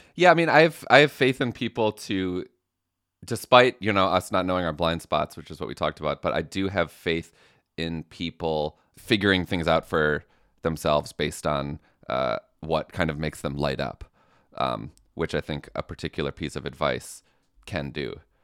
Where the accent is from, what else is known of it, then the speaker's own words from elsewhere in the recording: Midwest, United States; I'm from the Midwest